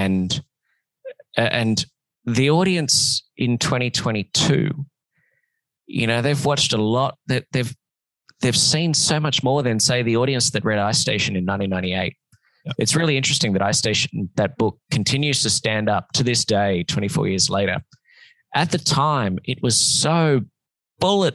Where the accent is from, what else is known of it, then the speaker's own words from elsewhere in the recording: Sydney, New South Wales, Australia; moved away as an adult; now in Los Angeles, United States; I lived in Sydney for a long time